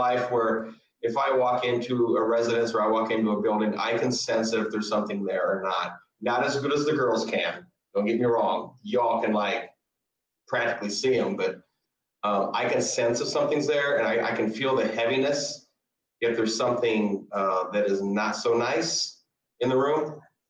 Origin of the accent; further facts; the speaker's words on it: Kewaunee, United States; moved away; And I haven't seen her since we moved from Kewaunee